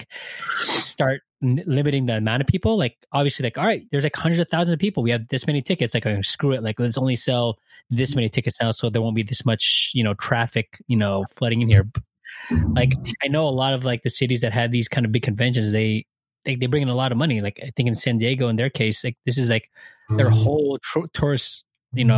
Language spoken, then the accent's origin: English; Philippines; I'm a Filipino